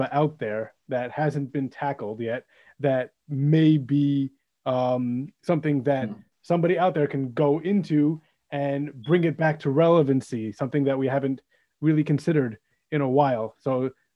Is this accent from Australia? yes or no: no; United States; as an American, as someone who lives in Chutz Laaretz